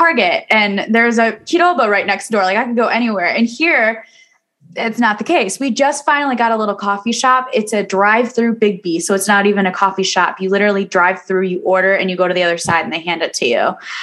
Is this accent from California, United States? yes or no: no; Kalamazoo, Michigan, United States; my hometown